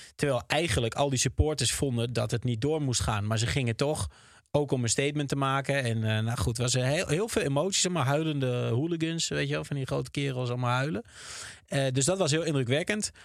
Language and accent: Dutch; Twente, Overijssel, Netherlands; ik zelf uit Twente kwam